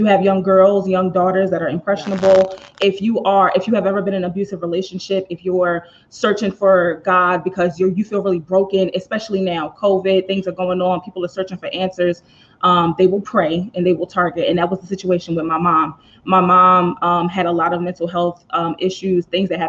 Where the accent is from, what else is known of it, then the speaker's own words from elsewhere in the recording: Philadelphia, Pennsylvania, United States; I was raised in the Philadelphia church.